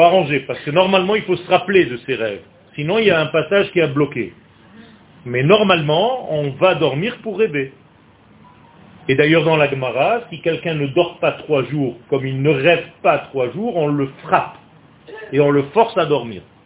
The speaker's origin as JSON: {"language": "French", "country": "Israel", "tie": "born or raised there", "said": "je suis né en Israël"}